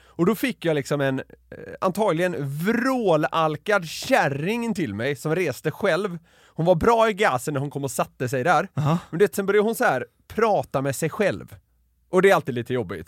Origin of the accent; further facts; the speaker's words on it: Gothenburg, Västra Götaland, Sweden; now in Stockholm, Sweden; Jag är från Göteborg